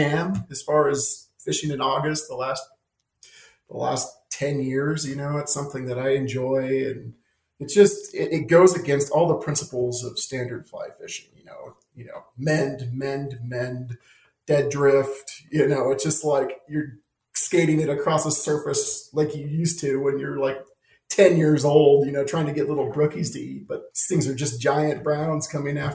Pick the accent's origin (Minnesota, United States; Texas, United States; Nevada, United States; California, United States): Nevada, United States; now in Southwest Montana, United States; Growing up in Nevada